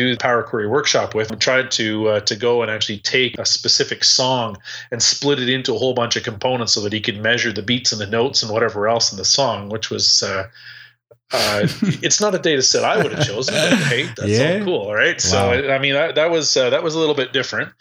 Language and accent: English; Canada; even though I'm Canadian